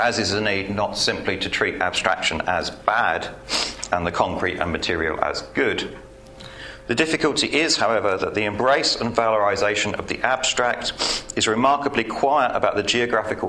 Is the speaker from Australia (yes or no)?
no; United Kingdom; I'm British.